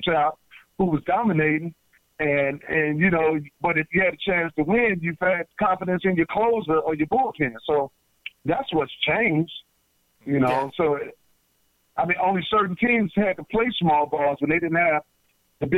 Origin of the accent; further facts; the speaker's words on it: United States; we Americans